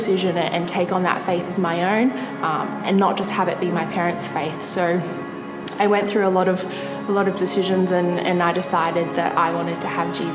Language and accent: English; Gold Coast, Queensland, Australia; I was born here in Australia on the Gold Coast